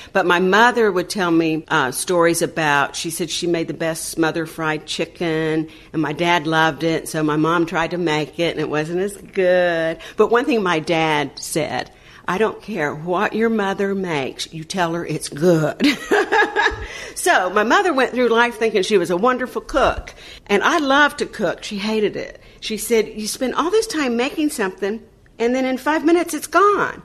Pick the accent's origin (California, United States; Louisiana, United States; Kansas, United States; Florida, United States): Florida, United States; Panama City; born or raised there; moved away as an adult; also born or lived in Tampa, Florida